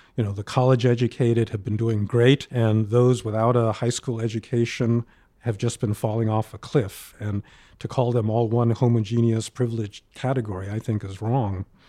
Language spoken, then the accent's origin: English; New York, United States; born or raised there